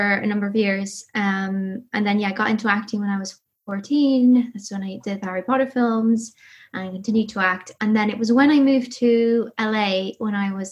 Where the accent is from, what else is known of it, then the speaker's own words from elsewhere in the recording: Ireland; accent: Irish; From Ireland, grew up in the countryside